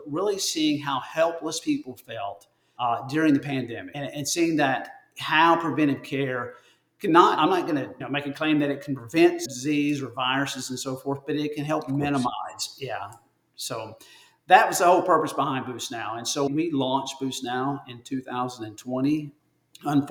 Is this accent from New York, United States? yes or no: no; Northeast Tennessee, United States; also born or lived in Alabama; now in Birmingham, United States; I'm originally from Northeast Tennessee, born and raised there